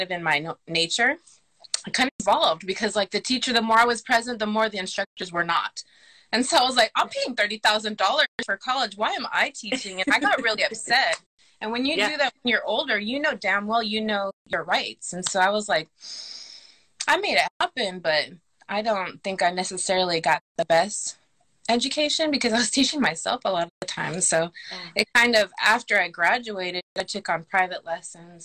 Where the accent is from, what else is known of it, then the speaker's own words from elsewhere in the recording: Long Beach, California, United States; I grew up in Long Beach, California